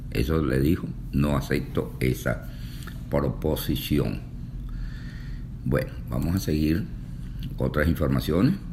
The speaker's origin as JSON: {"language": "Spanish", "country": "Venezuela", "lives_now": "Houston, United States", "said": "desde Houston, Texas, Estados Unidos. Yo soy venezolano"}